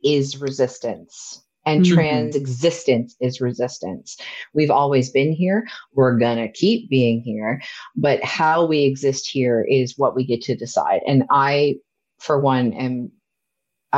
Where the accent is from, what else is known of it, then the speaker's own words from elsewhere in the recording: Nova Scotia, Canada; I grew up in Nova Scotia